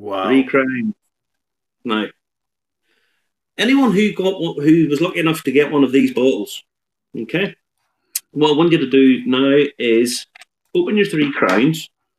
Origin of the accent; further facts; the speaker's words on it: Ballymena, Northern Ireland, United Kingdom; I'm from Ballymena. I'm from Ballymena, Justin. I don't know if I'm speaking the Queen's English.